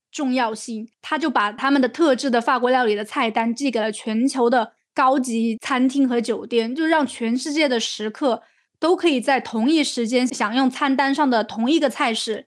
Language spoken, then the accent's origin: Chinese; China; 我们就说从中国来的